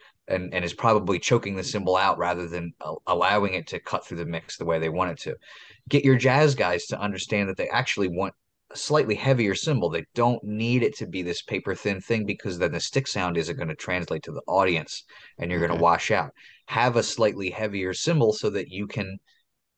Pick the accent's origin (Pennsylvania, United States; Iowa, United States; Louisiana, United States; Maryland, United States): Pennsylvania, United States; Philadelphia; I'm an idiot from Philadelphia.